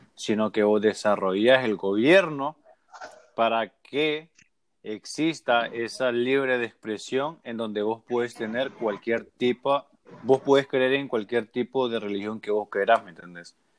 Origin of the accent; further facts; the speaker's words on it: Puerto Cortés, Cortés, Honduras; moved away as an adult; also born or lived in Omoa; now in Miami, United States; obviamente soy hondureño, ¿no? Pero yo también soy de Miami. Yo llevo casi 12 años viviendo en Miami